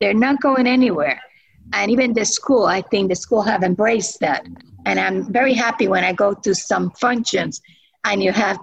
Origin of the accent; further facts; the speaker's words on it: Puerto Rico; moved away; I come from Puerto Rico, so we don't have those things